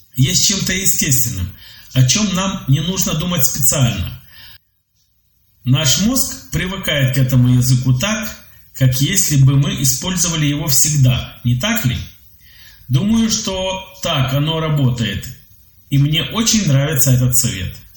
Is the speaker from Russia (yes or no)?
no; Belarus; also born or lived in Minsk; Я из Беларуси. Живу в Минске.